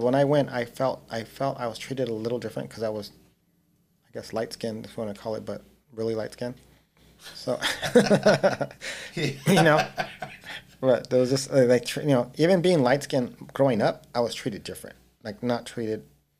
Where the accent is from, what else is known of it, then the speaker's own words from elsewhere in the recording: Los Angeles, California, United States; I grew up in East L.A., which was totally different.